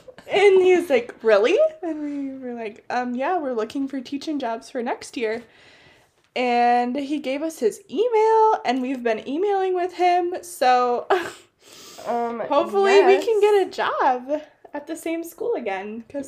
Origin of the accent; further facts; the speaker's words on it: Little Canada, Minnesota, United States; we're from Little Canada.